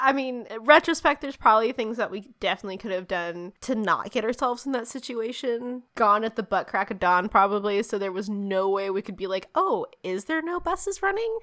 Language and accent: English; United States; as an American